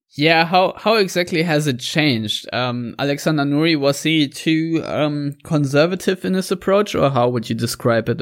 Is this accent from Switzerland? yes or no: no; Germany; accent: German; my German accent